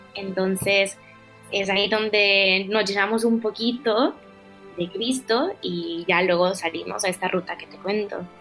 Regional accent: El Salvador; moved away as an adult; now in Madrid, Spain; soy salvadoreña, como ya lo dijiste. Llevo aquí viviendo desde septiembre

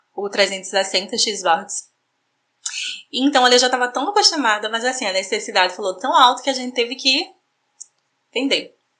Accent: João Pessoa, Paraíba, Brazil; Sou natural de João Pessoa, Paraíba

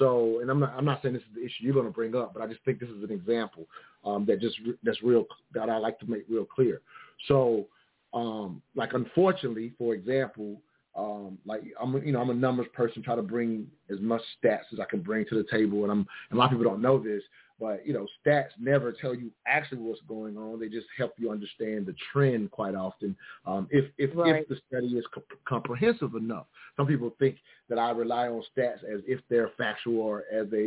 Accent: the South, United States; I'm growing up in the South

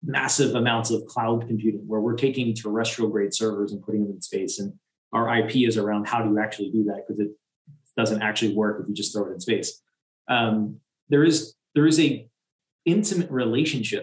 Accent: United States; I'm American

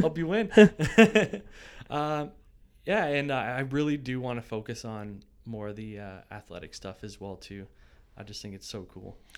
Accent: Ancaster, Ontario, Canada; also born or lived in Burlington / Brantford / Dundas; I grew up in Ancaster

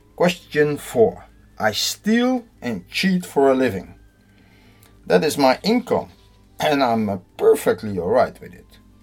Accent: Netherlands; I'm from the Netherlands

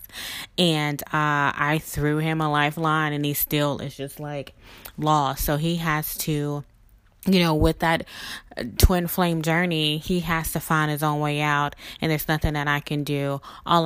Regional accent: Mississippi, United States; now in New Orleans, United States; me originally being from Mississippi and living in New Orleans for about 20 years

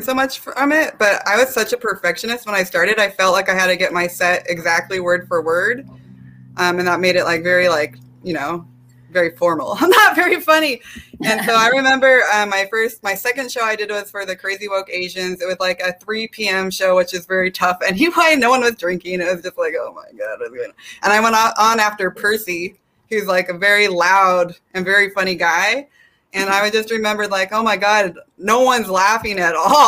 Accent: Lake Elsinore, California, United States; also born or lived in South Korea; I'm from Lake Elsinore

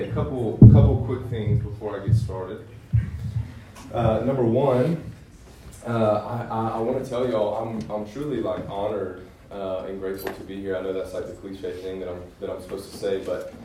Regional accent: Greenville, South Carolina, United States; I'm from Greenville. I went to Clemson.

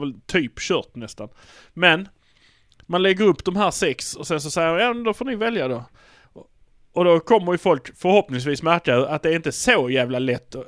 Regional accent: Malmö, Skåne, Sweden; vi är från Malmö

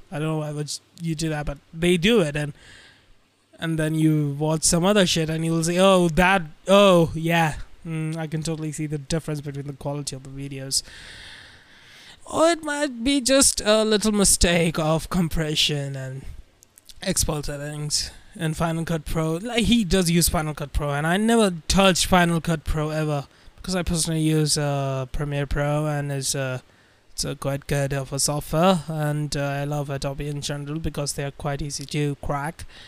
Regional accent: India; I'm uh, Indian

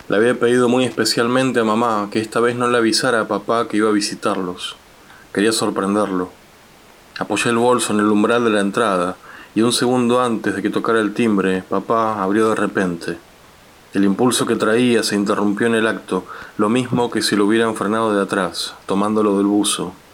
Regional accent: General Roca, Río Negro, Argentina; now in Buenos Aires, Argentina; soy escritor, crecí en Roca y vivo en Buenos Aires

